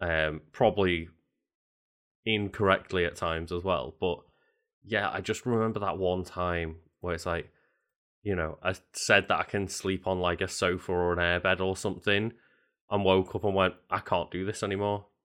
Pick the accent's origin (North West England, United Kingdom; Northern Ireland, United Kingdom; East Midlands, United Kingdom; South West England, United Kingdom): North West England, United Kingdom; Liverpool; I grew up in Liverpool where there's two very big football teams.